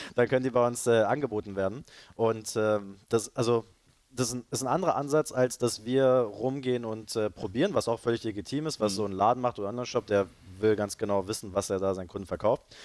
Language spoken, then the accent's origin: German; Berlin, Germany; also born or lived in Leipzig / Cologne / Madrid / London; ich bin äh, hier in Berlin geboren und aufgewachsen